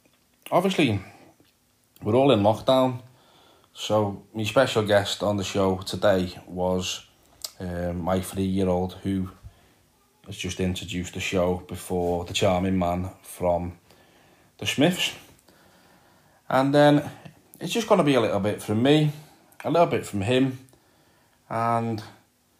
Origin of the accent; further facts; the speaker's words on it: Liverpool, North West England, United Kingdom; as you can probably tell by the accent. I am from Liverpool.